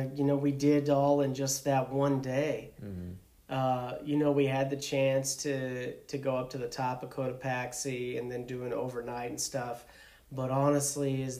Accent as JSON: {"language": "English", "region": "Iowa", "country": "United States", "said": "I'm from Iowa"}